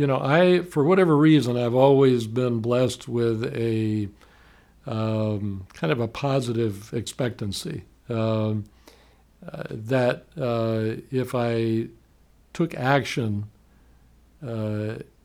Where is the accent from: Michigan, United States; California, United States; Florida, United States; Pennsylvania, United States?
Florida, United States; Miami; now in Gainesville, United States; I grew up in Miami. I was born there